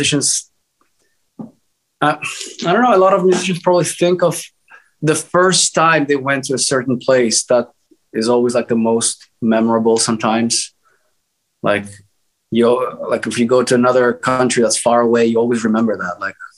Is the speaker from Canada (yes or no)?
no; Greece; I'm from Greece, so my dad was heavily into Greek music.